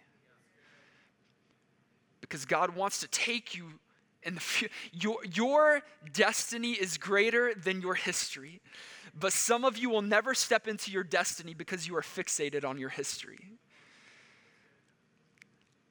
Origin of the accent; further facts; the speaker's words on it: Texas, United States; moved away; I grew up in Texas, so I was captivated by Texas history